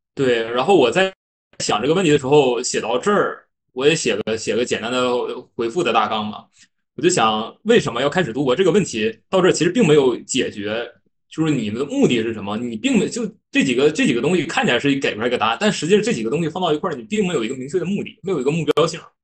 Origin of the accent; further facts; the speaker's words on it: Northeast China, China; accent: Northeastern; 我是东北人，可能后面的口音啊，这有一些发音不太标准的地方